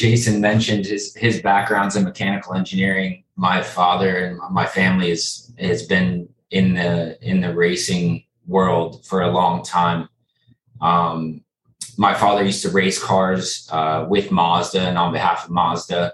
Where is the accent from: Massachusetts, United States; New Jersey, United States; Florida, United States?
Florida, United States; South; I'm from South Florida, born and raised